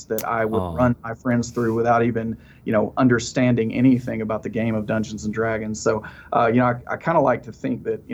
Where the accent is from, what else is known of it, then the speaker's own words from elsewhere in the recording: the South, Alabama, United States; I live in Alabama. Mm-hmm. And, you know, growing up in the South, kind of in the middle of the Bible Belt